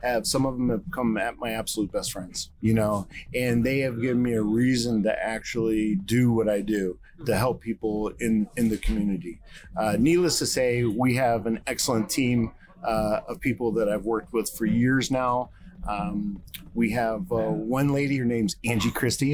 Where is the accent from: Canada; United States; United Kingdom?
United States; East Coast; now in Texas, United States; I'm from the East Coast, so things are a little bit done differently here in Texas